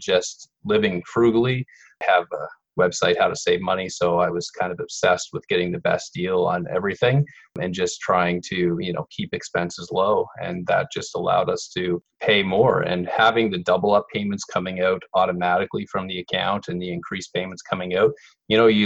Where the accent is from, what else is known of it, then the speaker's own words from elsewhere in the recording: Saint John, New Brunswick, Canada; moved away as an adult; we moved back to my hometown of St. John for a few years